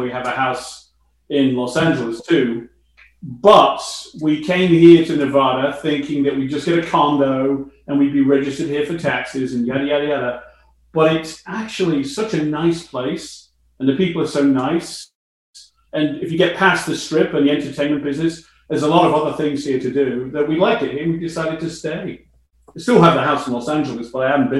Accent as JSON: {"language": "English", "town": "Chester", "region": "North West England", "country": "United Kingdom", "tie": "born or raised there", "also_born_or_lived": "London", "moved": "as an adult", "lives_now": "Canada", "said": "I went to a high school in my hometown of Chester"}